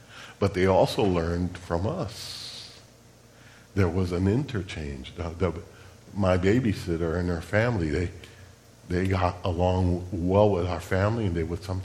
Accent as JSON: {"language": "English", "town": "Chicago", "region": "Illinois", "country": "United States", "tie": "born or raised there", "said": "I'm Puerto Rican. I was born and raised in Chicago, Illinois"}